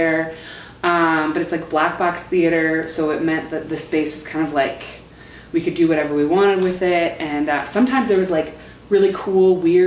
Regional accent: Chicago, Illinois, United States; moved away as an adult; now in Milwaukee, United States; I'm from Chicago

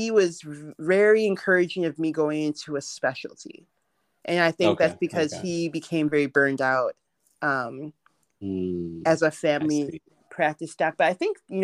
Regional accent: Milwaukee, Wisconsin, United States; I grew up in Milwaukee, Wisconsin. I was born in the U.S.

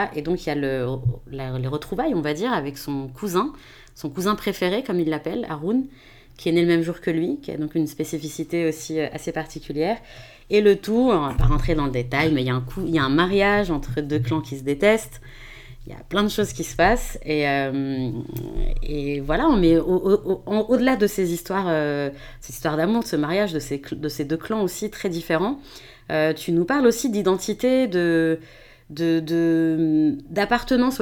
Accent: France; en tant que Français euh, d'origine française d'origine marocaine

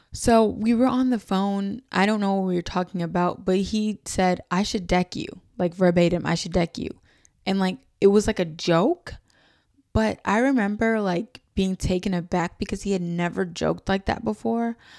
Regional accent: New York City, New York, United States; I was from New York City

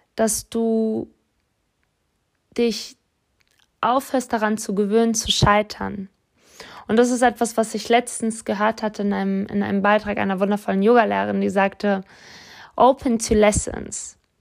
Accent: Offenbach am Main, Hesse, Germany; ich bin in Offenbach groß geworden

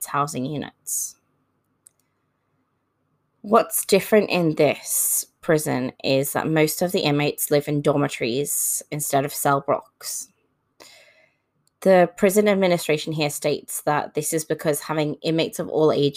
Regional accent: United Kingdom; now in Australia; I was brought up in the United Kingdom, and I currently live in Australia

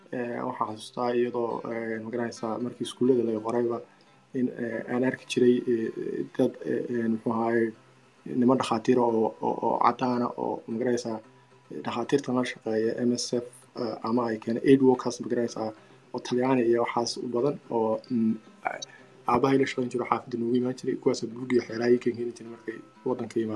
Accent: Berbera, Somalia; moved away as an adult; also born or lived in China; waxaan ku dhashay magaalada berbera

